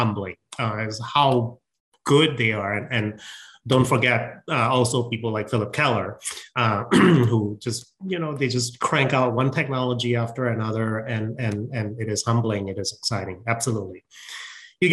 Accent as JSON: {"language": "English", "town": "George Town", "region": "Penang", "country": "Malaysia", "tie": "born or raised there", "also_born_or_lived": "Wisconsin, United States", "moved": "as an adult", "lives_now": "United States", "said": "I grew up in Malaysia."}